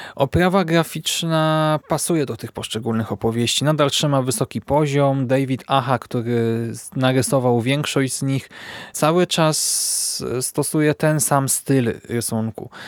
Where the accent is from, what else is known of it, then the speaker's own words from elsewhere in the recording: Poland; my, polscy czytelnicy